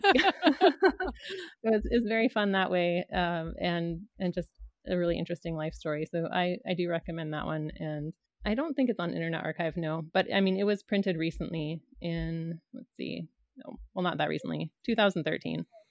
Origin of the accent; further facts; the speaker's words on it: Canada; growing up in Canada